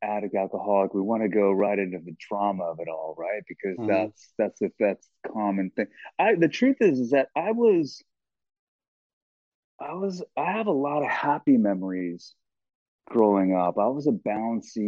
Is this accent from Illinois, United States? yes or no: no; Los Angeles, California, United States; we grew up in Los Angeles